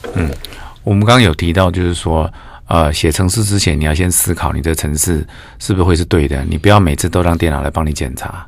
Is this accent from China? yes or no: no; Changhua County, Taiwan; also born or lived in Kaohsiung; now in Tainan, Taiwan; 我是，我是彰化人，但是在高雄出生